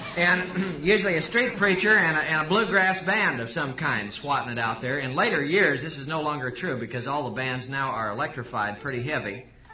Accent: Salem, Missouri, United States; we're all from Salem, Missouri, which I know you've all heard of. And we're all hillbillies.

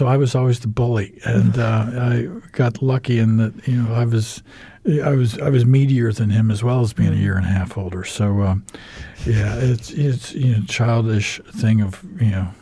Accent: United States; accent: American; moved away as an adult; also born or lived in New Zealand; now in Christchurch, New Zealand; I'm American. You can tell by my accent, but been in New Zealand now for 10 years

